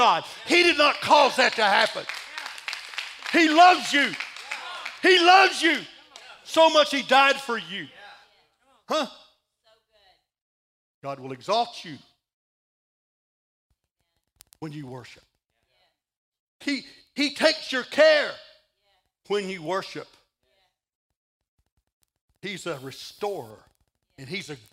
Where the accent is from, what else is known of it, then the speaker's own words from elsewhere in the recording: Texas, United States; I'm from Texas